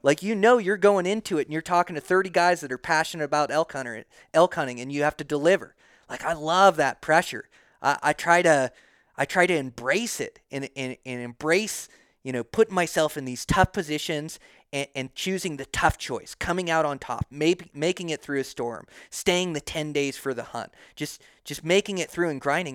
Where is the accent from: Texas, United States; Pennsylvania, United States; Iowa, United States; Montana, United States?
Montana, United States; now in Idaho, United States; Montana's my home state.